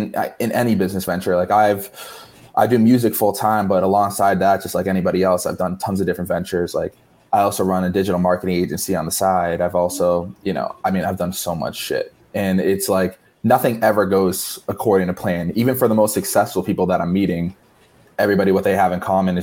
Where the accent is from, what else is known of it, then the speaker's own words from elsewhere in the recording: Barnstable, Massachusetts, United States; also born or lived in Boston; now in Miami, United States; Originally, I'm from Cape Cod, Massachusetts, specifically town of Barnstable